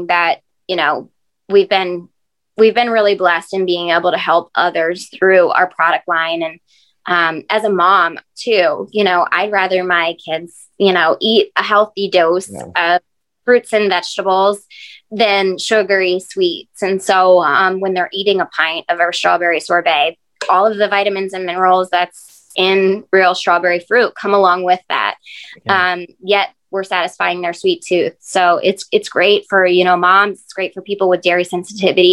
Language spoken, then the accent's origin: English; Greenwood, Delaware, United States; growing up, I grew up in Greenwood